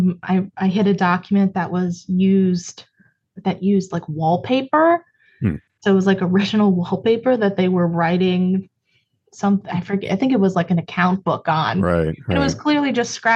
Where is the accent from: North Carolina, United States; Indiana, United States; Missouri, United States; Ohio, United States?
Ohio, United States; Cleveland; I'm from Cleveland originally